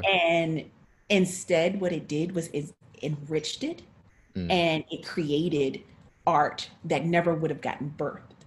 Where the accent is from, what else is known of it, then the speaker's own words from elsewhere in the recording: North Carolina, United States; I'm from North Carolina. Uh, I'm a country girl